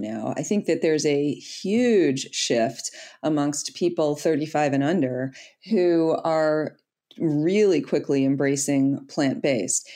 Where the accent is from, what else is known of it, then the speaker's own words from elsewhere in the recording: Detroit, Michigan, United States; I'm from Detroit, born and raised there